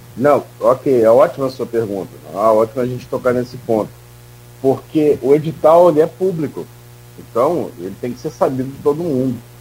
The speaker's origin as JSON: {"language": "Portuguese", "town": "Campos dos Goytacazes", "region": "Rio de Janeiro", "country": "Brazil", "tie": "born or raised there", "said": "eu nasci em Campos, eu nasci e fui morar na rua Formosa, também de Coronel Cardoso"}